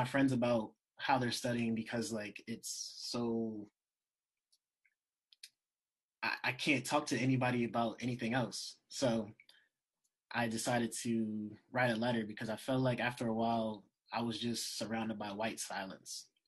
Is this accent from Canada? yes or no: no; United States; moved away; also born or lived in Texas / Pennsylvania / New Jersey; I lived in PA and Jersey most of my life. I feel like the North kind of shaped me